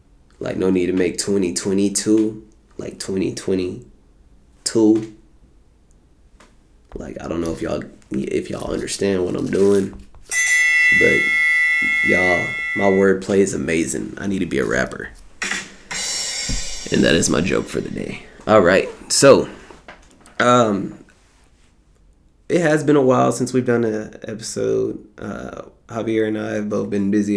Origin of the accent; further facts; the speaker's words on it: United States; We are in America. We are from America.